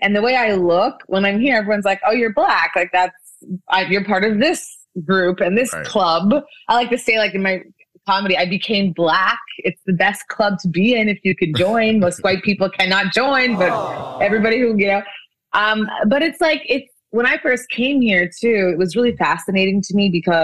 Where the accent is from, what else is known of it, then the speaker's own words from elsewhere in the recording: Canada; moved away as an adult; also born or lived in Nigeria / Korea / France; now in Los Angeles, United States; I was born in Nigeria. I grew up in Canada